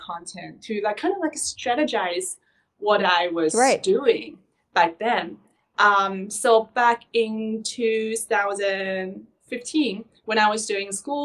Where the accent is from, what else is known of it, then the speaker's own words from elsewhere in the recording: Shanghai, China; moved away as an adult; now in Los Angeles, United States; I was born and raised in Shanghai